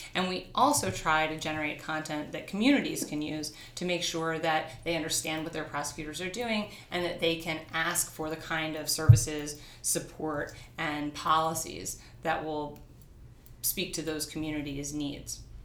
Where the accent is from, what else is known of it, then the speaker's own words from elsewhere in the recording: New York City, New York, United States; I grew up in New York and I grew up in a family of artists